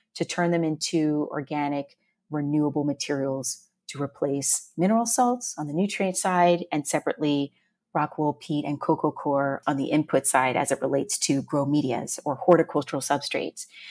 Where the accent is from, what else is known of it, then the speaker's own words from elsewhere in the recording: Woodbridge, Virginia, United States; moved away as an adult; now in New York City, United States; Woodbridge, Virginia